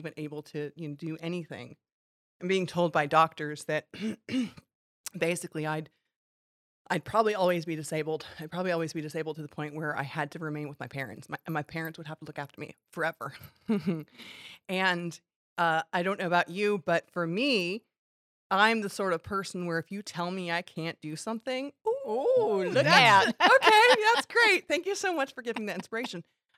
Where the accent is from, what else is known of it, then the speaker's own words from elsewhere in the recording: California, United States; also born or lived in Hong Kong; I was born in Hong Kong at a young age. My mom was in Hong Kong as a teacher. My dad was in Hong Kong as a police officer. And then we moved to California.